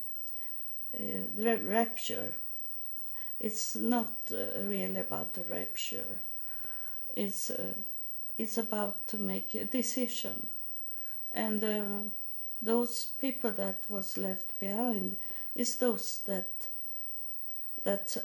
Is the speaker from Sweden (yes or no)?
yes; Sweden; I come from Sweden, and I come the whole way to India